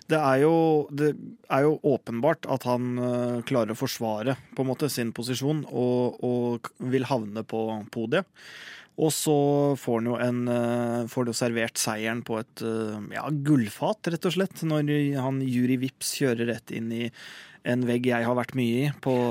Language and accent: Norwegian; Norway